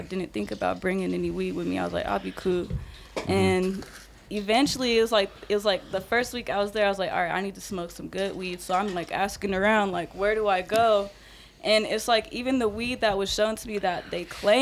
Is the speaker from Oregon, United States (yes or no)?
no; Colorado, United States; I'm from Colorado.